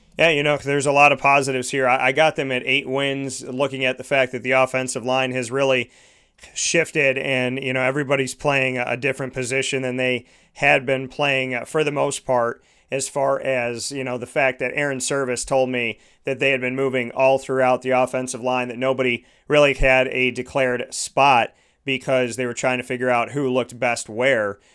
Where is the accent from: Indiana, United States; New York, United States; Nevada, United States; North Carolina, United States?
New York, United States; Syracuse; I was born and raised in this city